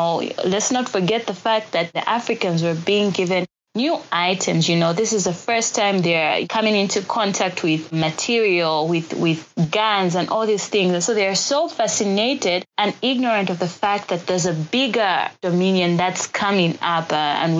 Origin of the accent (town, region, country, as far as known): Zambia